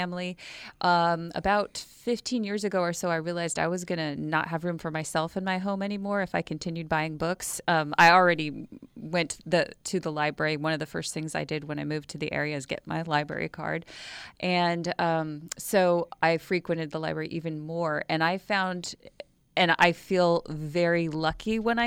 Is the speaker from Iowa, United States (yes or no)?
no; Washington, United States; moved away as an adult; also born or lived in Morro Bay, California; now in San Luis Obispo, United States; I am from Washington State, and after I graduated from college, I decided I wanted to try living in a beautiful place in California.